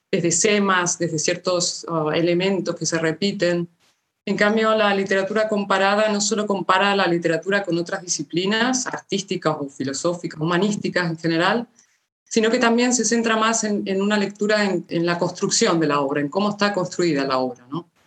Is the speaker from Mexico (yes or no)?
no; Argentina; also born or lived in Málaga; now in Barcelona, Spain; Pero bueno, antes venía de Málaga porque con mi familia nos trasladamos en el año 96 desde Argentina a Málaga y allí estudié filología hispánica. O sea que realmente a Barcelona llegué continuando mi carrera académica, un poco por esto.